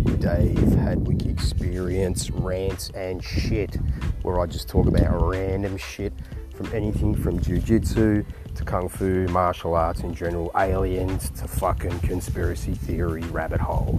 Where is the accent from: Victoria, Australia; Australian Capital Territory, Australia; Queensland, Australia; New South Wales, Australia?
Victoria, Australia; Melbourne; now in Brisbane, Australia; I'm from Melbourne, Australia, living in Brisbane